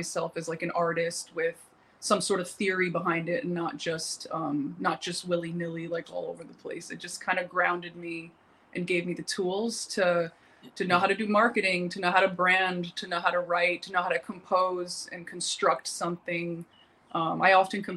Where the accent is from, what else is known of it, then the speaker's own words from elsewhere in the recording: Westchester County, New York, United States; moved away as an adult; also born or lived in New Jersey; now in Los Angeles, United States; I grew up in the Westchester County area of New York.